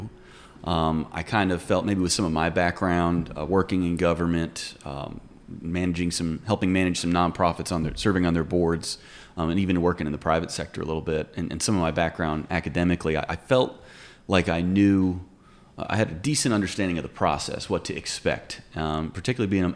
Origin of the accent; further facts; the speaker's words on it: Pitt County, North Carolina, United States; I grew up right in the middle of it, so it's really an honor to be able to serve my hometown in this capacity